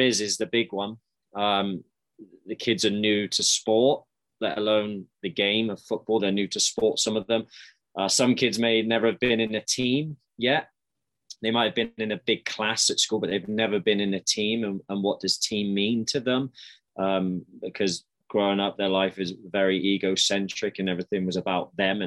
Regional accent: Swindon, South West England, United Kingdom; moved away as an adult; now in Calgary, Canada; I grew up in Swindon in the UK in the southwest

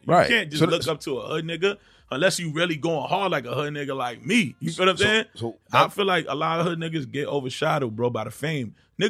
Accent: Boston, Massachusetts, United States; also born or lived in New York City (Bronx); I was born in New York. Yeah, I'm from Boston.

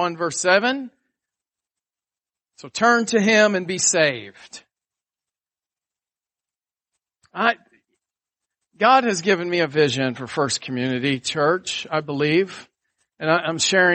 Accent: Atlanta, Georgia, United States; also born or lived in Buffalo, New York; you're born in Buffalo, New York, and then you move to Atlanta, Georgia in the fourth grade.

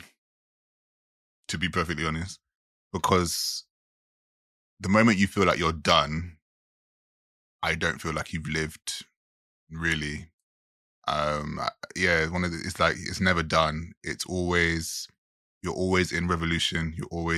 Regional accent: Jamaica; I'm a Jamaican

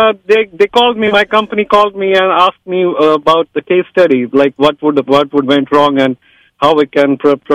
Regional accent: Mumbai, Maharashtra, India; I'm from India

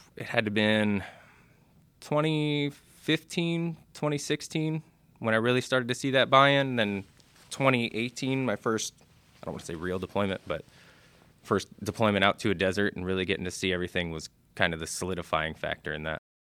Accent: Clearwater, Florida, United States; moved away; I'm from Clearwater, Florida.

